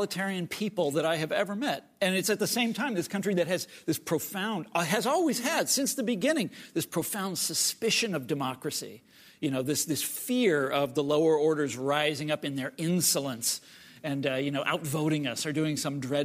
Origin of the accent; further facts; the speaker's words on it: Kansas, United States; I'm from Kansas